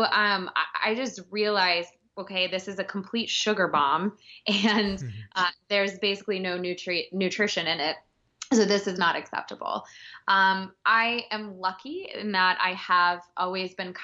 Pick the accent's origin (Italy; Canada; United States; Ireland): United States; Texas; now in New York City, United States; born and raised in Texas and moved to New York.